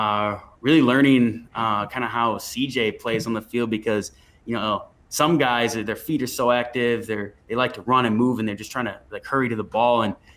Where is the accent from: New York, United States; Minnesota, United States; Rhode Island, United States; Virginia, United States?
Minnesota, United States; I did, of course. I'm pretty sure almost any kid growing up in Minnesota had played hockey at some point.